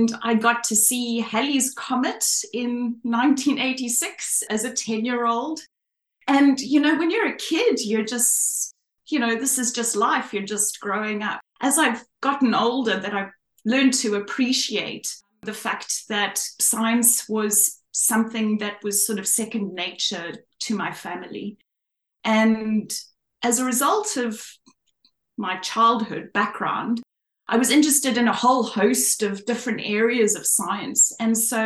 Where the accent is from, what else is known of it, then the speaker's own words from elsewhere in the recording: Cape Town, Western Cape, South Africa; moved away as an adult; now in Australia; I'm from Cape Town, South Africa. Well, I'm actually from the northern suburbs in Cape Town.